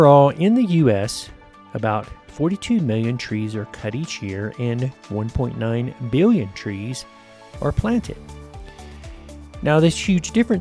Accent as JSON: {"language": "English", "country": "United States", "said": "my home country, the U.S."}